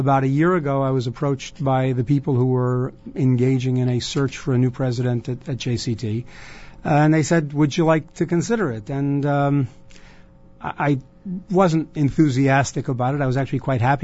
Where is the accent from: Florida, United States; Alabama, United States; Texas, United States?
Florida, United States; Miami; also born or lived in Cleveland; now in Jerusalem, Israel; growing up in Miami